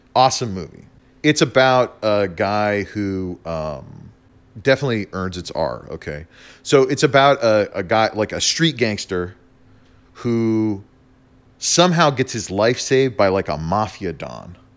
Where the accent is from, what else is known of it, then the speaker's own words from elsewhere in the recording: New Mexico, United States; also born or lived in Germany; Yeah, I grew up in New Mexico. I lived in New Mexico for, like, most of my life.